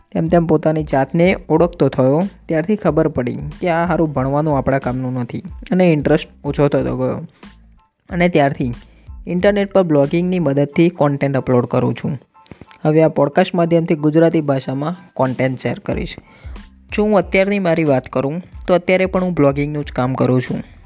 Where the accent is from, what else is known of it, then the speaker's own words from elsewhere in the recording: Narsanda, Gujarat, India; આપણે ખેડા જિલ્લામાં નડિયાદ તાલુકામાં નરસંડા મારું ગામ છે